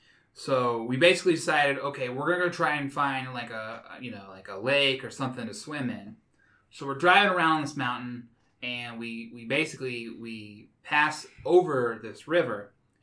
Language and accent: English; Bloomfield, Indiana, United States; So I grew up in Bloomfield.